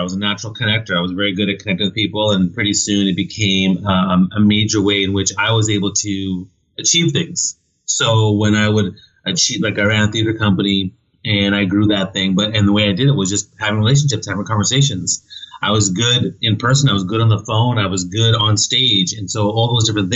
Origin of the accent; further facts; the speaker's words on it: New Brunswick, Canada; I grew up in New Brunswick on the east coast of Canada, a very small town